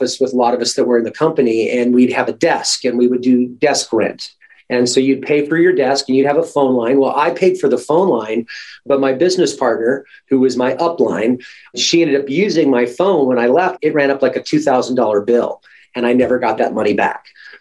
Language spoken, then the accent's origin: English; Alaska, United States; my mom and I grew up born and raised in Alaska.